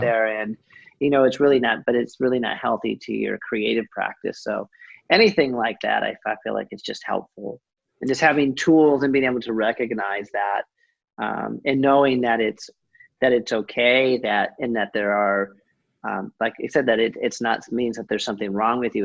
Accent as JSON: {"language": "English", "region": "Southern California", "country": "United States", "tie": "born or raised there", "said": "growing up in Southern California"}